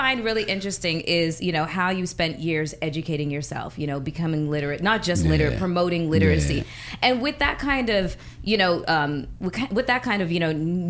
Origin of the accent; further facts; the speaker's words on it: Toronto, Ontario, Canada; I'm Canadian, so I was born and raised in Toronto